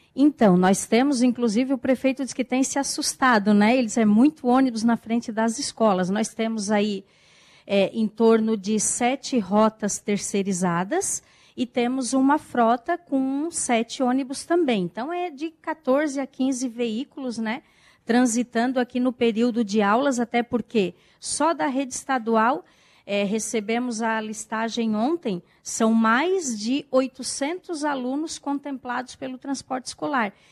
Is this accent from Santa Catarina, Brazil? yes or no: yes; Balneário Rincão, Santa Catarina, Brazil; Sou aqui do Balneário Rincão